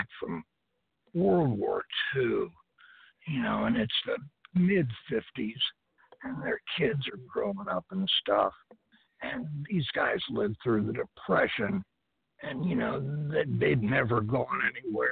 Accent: United States; I'm an American.

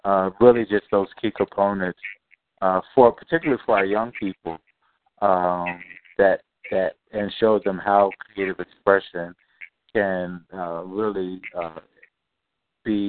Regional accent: Venezuela; now in Philadelphia, United States; I'm originally from Venezuela

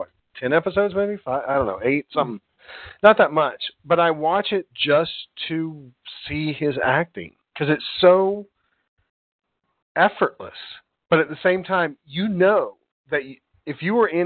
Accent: United States; I'm an American

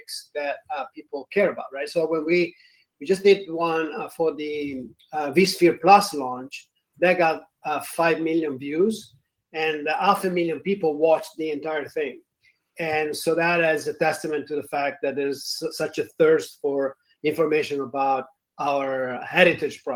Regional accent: Italy; accent: Italian; moved away; I'm not just faking the accent, I'm actually from Italy.

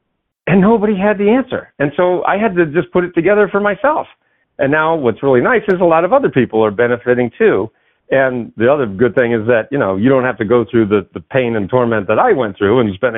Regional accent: New England, United States; I grew up in New England, so there was Channel 56 and Channel 38

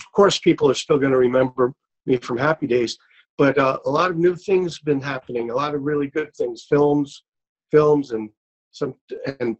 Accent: New York City, New York, United States; I grew up in Brooklyn, New York

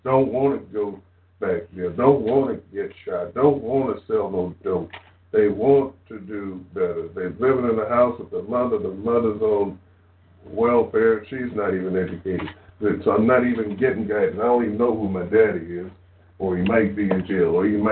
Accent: California, United States; I grew up here in California all my life

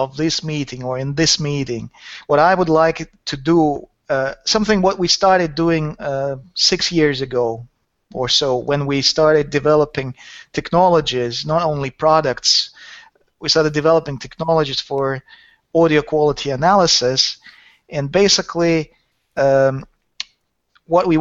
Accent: Saint Petersburg, Russia; born or raised there; also born or lived in Helsinki, Finland

